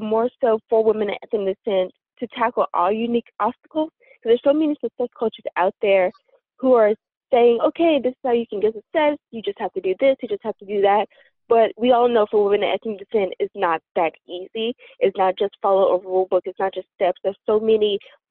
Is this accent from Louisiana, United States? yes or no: yes; Louisiana, United States; now in Massachusetts, United States; I grew up in Louisiana